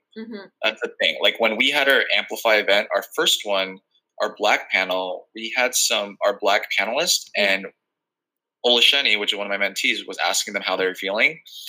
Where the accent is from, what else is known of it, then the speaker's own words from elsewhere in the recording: Philippines; Because I'm Filipino